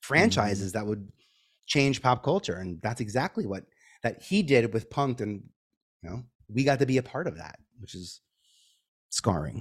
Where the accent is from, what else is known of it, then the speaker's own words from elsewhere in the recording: New York City, New York, United States; I'm from Staten Island